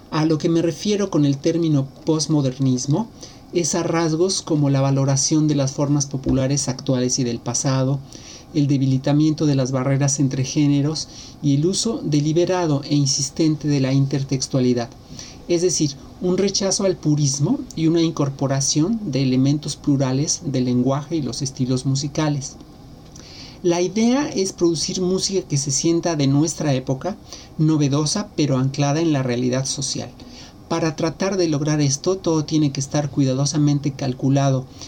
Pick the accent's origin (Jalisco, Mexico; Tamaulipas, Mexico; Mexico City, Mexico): Mexico City, Mexico; now in Xalapa, Mexico; Nací en Ciudad de México, pero vivo en Jalapa, en el estado de Veracruz, desde hace más de 30 años.